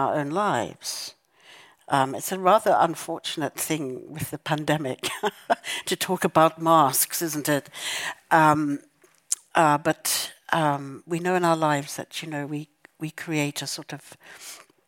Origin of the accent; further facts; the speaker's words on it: South Africa; growing up in South Africa and the violence of apartheid